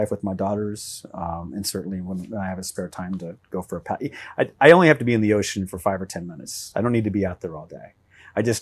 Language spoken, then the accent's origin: English; Oklahoma, United States; I would say I'm from the Midwest too, and I would declare Oklahoma the Midwest.